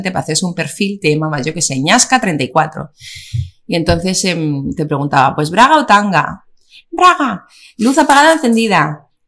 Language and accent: Spanish; Basque Country, Spain; sí que somos muchos vascos